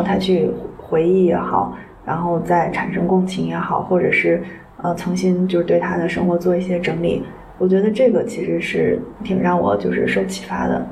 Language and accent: Chinese; Xi'an, Shaanxi, China; 我自己在西安的家就是，就是我爸妈，就是我从小长大那房子就是这么大一个地儿